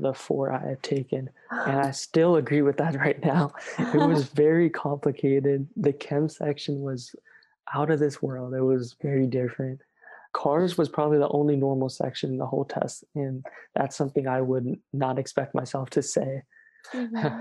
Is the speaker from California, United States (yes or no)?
yes; California, United States; I'm from California